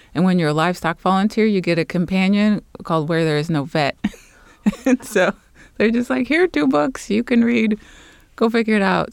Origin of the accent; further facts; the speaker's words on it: Los Angeles, California, United States; moved away as an adult; also born or lived in Guatemala; I'm originally from Los Angeles, California